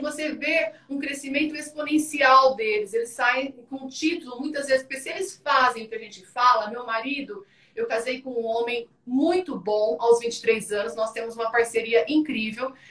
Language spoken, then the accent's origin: Portuguese; Ituverava, São Paulo, Brazil; moved away as an adult; now in Carapicuíba, Brazil; eu sou de Ituverava, vou morar em São Paulo